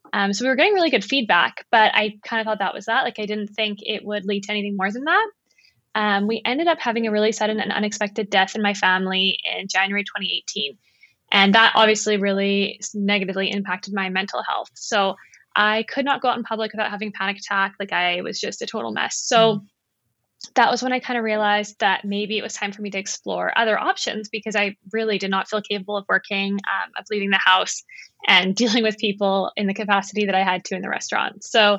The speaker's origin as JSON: {"language": "English", "country": "South Africa", "also_born_or_lived": "Canada", "lives_now": "Vancouver, Canada", "said": "And I live in Vancouver with my husband and my dog. So I'm originally from South Africa, but I kind of lived between Canada and South Africa when I was growing up."}